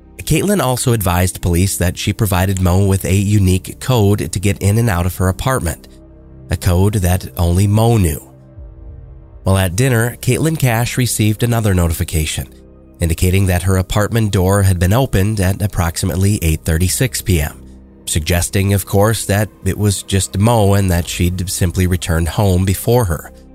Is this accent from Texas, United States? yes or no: yes; Austin, Texas, United States; I'm from Austin, Texas